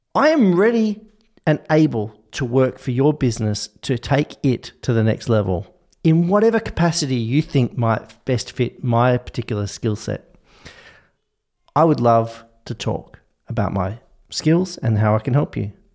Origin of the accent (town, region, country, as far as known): Australia